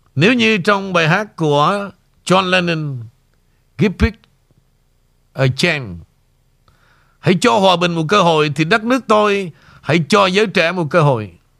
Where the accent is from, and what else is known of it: Vietnam; moved away